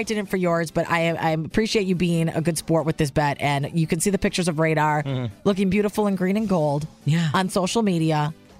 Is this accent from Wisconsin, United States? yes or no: yes; Wisconsin, United States; I mean, I'm from Wisconsin, born and raised.